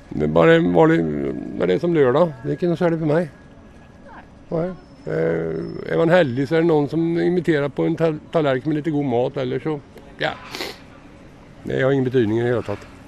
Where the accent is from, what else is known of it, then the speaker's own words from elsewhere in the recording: Sweden; now in Oslo, Norway; Smålandsskauen i Sverige fra start